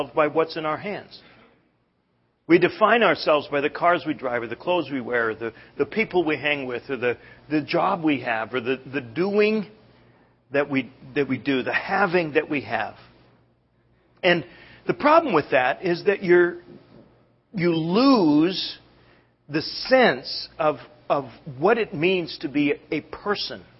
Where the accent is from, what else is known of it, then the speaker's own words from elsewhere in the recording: Canada; moved away; growing up in Canada